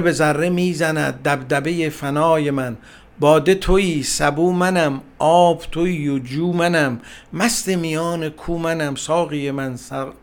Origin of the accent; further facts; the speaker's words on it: Iran; first language Persian; در جامعه فارسی زبان به دنیا آمدم در جامعه ایران زمین